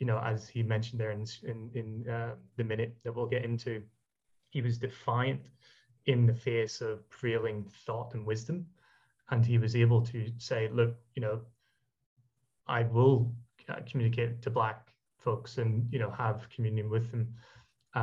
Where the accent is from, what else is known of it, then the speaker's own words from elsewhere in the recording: Ireland; I'm Irish